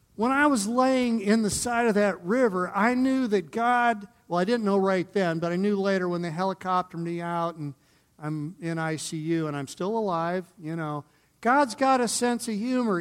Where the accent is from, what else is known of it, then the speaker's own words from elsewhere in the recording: Northern Ohio, United States; now in Colorado, United States; I'm coming from Northern Ohio